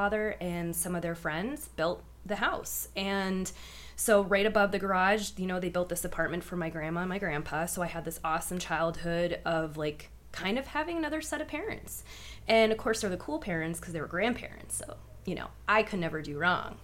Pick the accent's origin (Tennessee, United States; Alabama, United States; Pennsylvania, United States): Pennsylvania, United States; Erie; I was born and raised in Erie, PA.